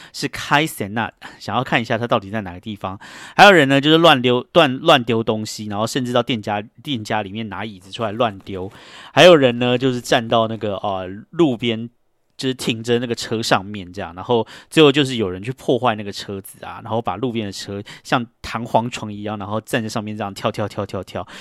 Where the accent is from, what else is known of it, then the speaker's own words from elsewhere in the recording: Taiwan; moved away as an adult; now in New York, United States; 因为我就是一个台湾人这样子，然后我也是亚洲人